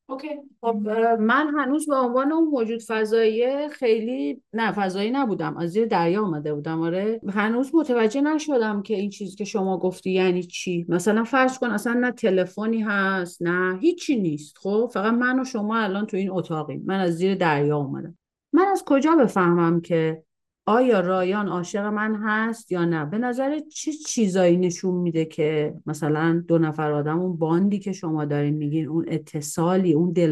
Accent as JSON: {"language": "Persian", "country": "Iran", "moved": "yes", "lives_now": "Canada", "said": "خب میدونی که ما مهاجرت کردیم از ایران اومدیم کانادا"}